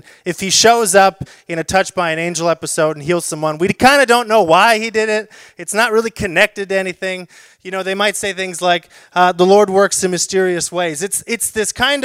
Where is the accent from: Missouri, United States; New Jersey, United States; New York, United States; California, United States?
California, United States; South Orange County; I grew up in South Orange County